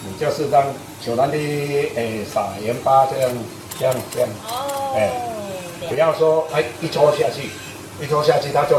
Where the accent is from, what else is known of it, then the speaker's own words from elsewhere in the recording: Taiwan; 我们最主要是生产龙眼。我们龙眼是烘焙龙眼这个部分，从已经算到我这一代算第三代了。